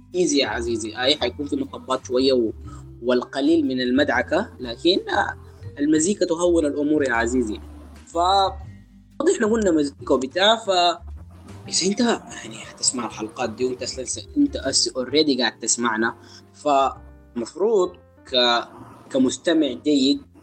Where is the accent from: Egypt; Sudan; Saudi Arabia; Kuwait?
Sudan; احنا عندنا في السودان